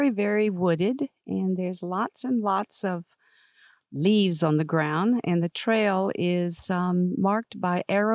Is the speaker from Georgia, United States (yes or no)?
yes; Georgia, United States; I grew up in Georgia, and we had kudzu in our yard